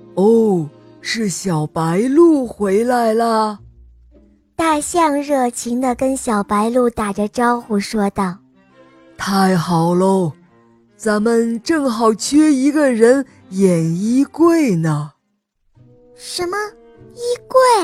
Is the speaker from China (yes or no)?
yes; Xi'an, Shaanxi, China; 今年我四岁了，我来自西安